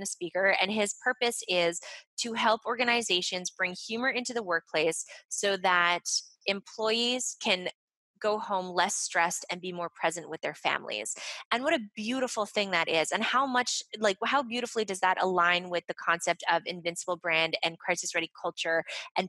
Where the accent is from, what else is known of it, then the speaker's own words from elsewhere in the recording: Montreal, Quebec, Canada; I'm from Montreal, so I'm fluent in French.